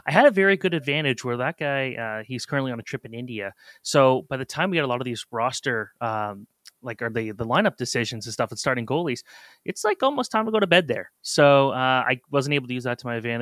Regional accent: Oakville, Ontario, Canada; when I was growing up in Oakville

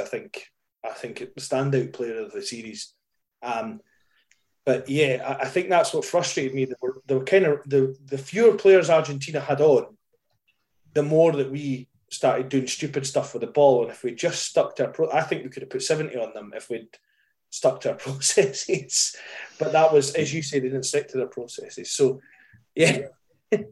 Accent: Scotland, United Kingdom; I'm Scottish

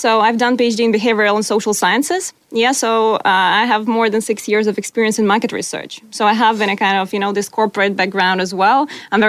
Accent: Ukraine; moved away as an adult; now in Australia; I'm from Ukraine, so it's Ukrainian, Australian.

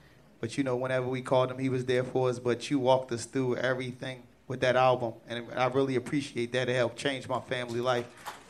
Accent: Philadelphia, Pennsylvania, United States; where we come from Philly.

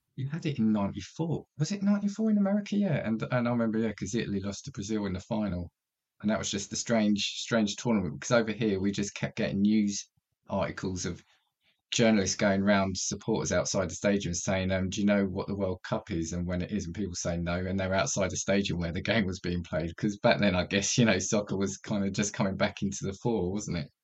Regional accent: United Kingdom; as a British kid

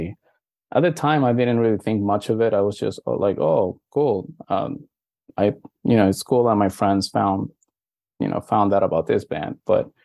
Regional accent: Venezuela; also born or lived in Miami, Florida; now in United States; I was born in Venezuela. It's only now that I'm living here in the States

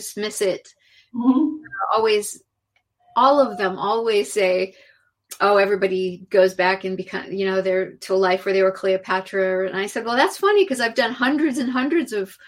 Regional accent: California, United States; also born or lived in Mexico; growing up in California

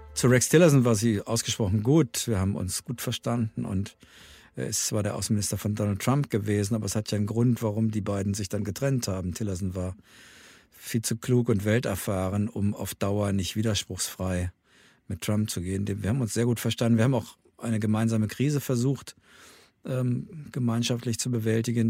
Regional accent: Germany; wir Deutschen

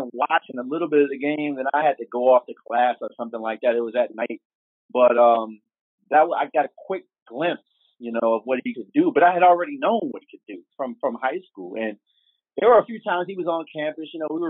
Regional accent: Piscataway, New Jersey, United States; He's from Patterson. I'm from Piscataway.

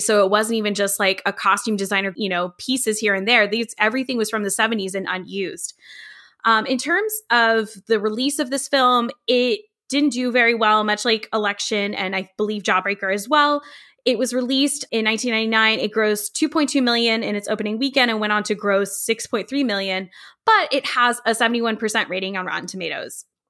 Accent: Fairfax, Virginia, United States; the house I grew up in, in Fairfax, Virginia

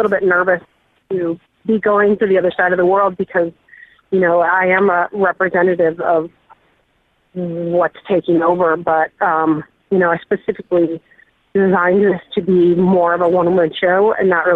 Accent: United States; I know nothing about my background because I'm American

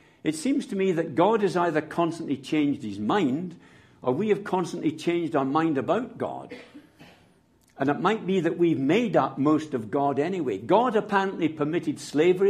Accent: Scotland, United Kingdom; I'm a Scot

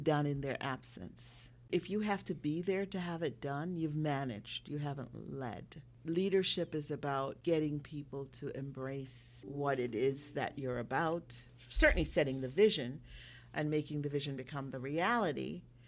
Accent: Jamaica; moved away; I'm from Jamaica. I was born in Jamaica

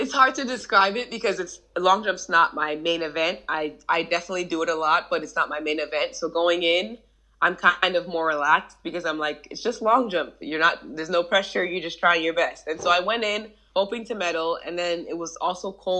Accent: New Jersey, United States; I was raised in New Jersey.

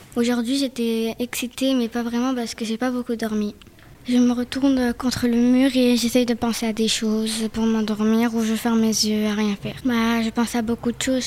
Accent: France; Moi, j'ai grandi en France. Mon père en Brésil, mon mère en Brésil

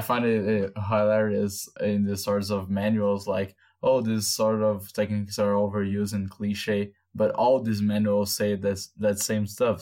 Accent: Brazil; English is a second language; people like us, Brazilians

